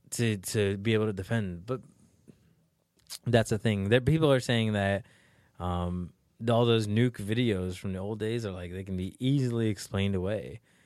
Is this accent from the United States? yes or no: yes; New York, United States; I'm from New York, too